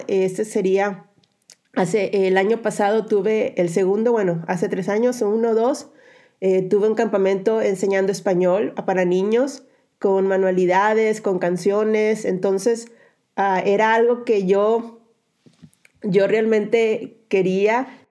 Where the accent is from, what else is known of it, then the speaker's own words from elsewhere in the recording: Mexico; moved away as an adult; also born or lived in Monterrey / San Luis / Madrid, Spain; now in Slovakia; cuando fui enviada como misionera, que es cuando salí de México